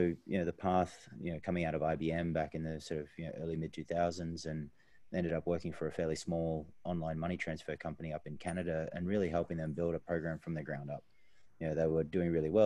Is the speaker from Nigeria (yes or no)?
no; Australia; being Australian